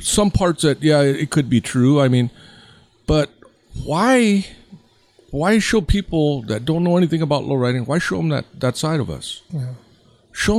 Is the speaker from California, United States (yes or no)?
yes; Santa Ana, California, United States; when I grew up in Santa Ana, I was like 16, 17